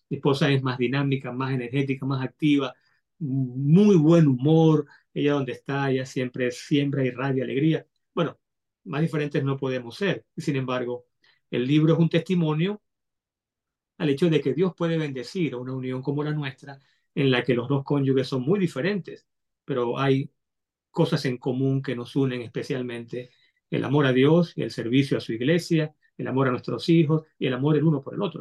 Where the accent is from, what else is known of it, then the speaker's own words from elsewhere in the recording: Caracas, Capital District, Venezuela; yo soy, eh, a mucha honra, venezolano, nacido en Caracas, Caracas, Venezuela.